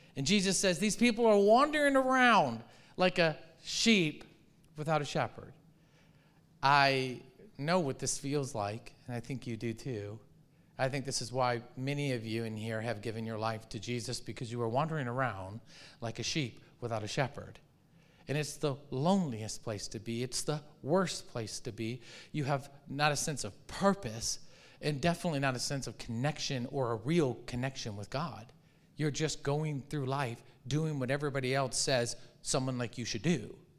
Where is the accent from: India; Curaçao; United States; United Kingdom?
United States; Michigan; moved away; I grew up in Michigan